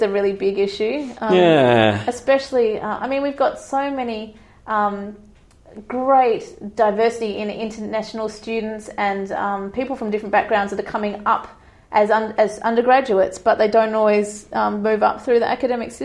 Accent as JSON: {"language": "English", "town": "Perth", "region": "Western Australia", "country": "Australia", "also_born_or_lived": "Sydney", "moved": "as an adult", "lives_now": "New Zealand", "said": "I actually moved back to Perth as well, because I couldn't stand the idea of having a baby away from my family."}